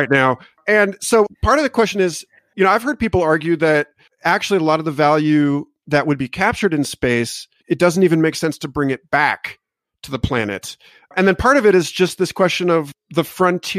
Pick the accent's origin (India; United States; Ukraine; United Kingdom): United States; I'm an American and we're shitheads